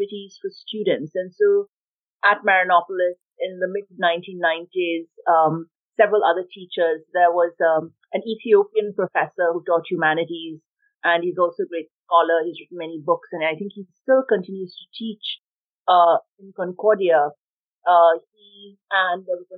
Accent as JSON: {"language": "English", "country": "India", "tie": "born or raised there", "moved": "as an adult", "lives_now": "Montreal, Canada", "said": "I grew up in India, and then I came to Montreal where I did some of my university studies"}